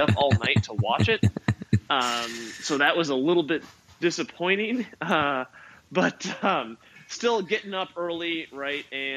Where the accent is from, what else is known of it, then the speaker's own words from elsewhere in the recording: Minneapolis, Minnesota, United States; now in California, United States; I grew up in Minneapolis